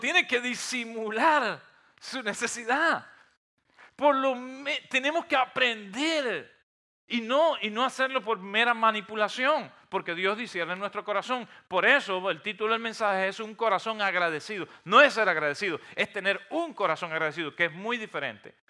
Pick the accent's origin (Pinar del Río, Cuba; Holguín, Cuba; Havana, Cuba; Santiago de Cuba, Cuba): Holguín, Cuba; near Gibara; moved away; es un pueblo precioso, un pueblo eh, que está en una bahía, cerca de, de donde yo nací